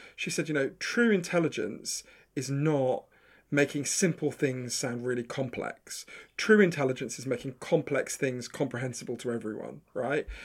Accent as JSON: {"language": "English", "town": "Edgware", "region": "London", "country": "United Kingdom", "tie": "born or raised there", "also_born_or_lived": "New York", "moved": "yes", "said": "I'm from Edgware in, in, I grew up in Edgware at the end of the Northern Line"}